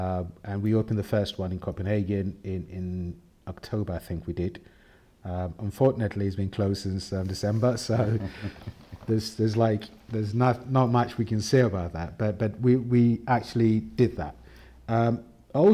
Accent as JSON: {"language": "English", "country": "Ghana", "said": "I think being myself as a male, as a black man, as a Scandinavian, as a Ghanaian, I don't reduce myself on any point at all."}